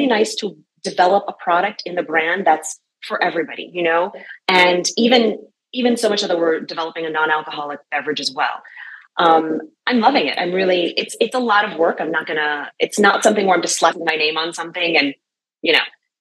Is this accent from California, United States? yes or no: no; New York City, New York, United States; moved away as an adult; I'm from New York City, where you eat and you run